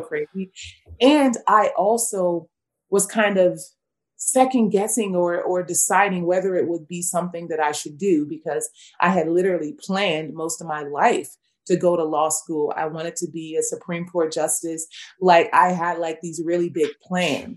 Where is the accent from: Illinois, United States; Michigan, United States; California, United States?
California, United States; Los Angeles; moved away as an adult; also born or lived in Virginia; I'm born and raised in Los Angeles, California.